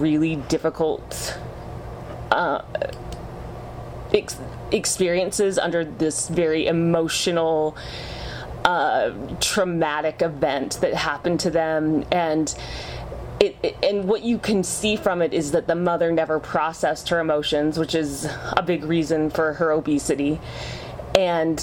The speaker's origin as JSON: {"language": "English", "region": "Utah", "country": "United States", "tie": "born or raised there", "said": "I grew up in Utah"}